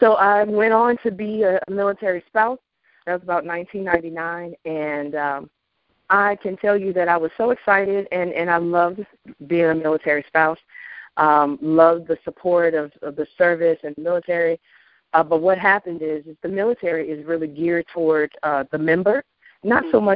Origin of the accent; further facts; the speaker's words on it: Memphis, Tennessee, United States; moved away as an adult; I'm originally from Memphis